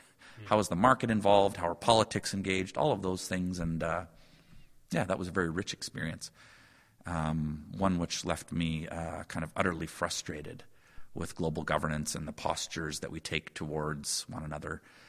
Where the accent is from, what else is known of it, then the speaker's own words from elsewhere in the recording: Calcutta, West Bengal, India; I mentioned growing up in Calcutta. That was that's certainly a milestone, and one that I've not offered to my kids, that cross-cultural experience.